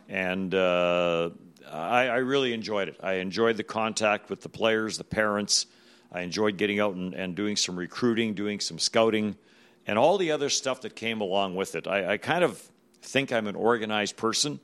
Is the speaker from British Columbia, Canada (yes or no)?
no; Manitoba, Canada; moved away as an adult; growing up in Manitoba when the, when the W H A started here